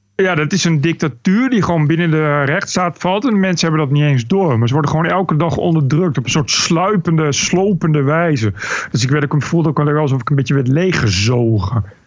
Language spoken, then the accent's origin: Dutch; Bennekom, Gelderland, Netherlands; also born or lived in Amsterdam; now in Canary Islands, Spain; ik kom uit Bennekom van de Veluwe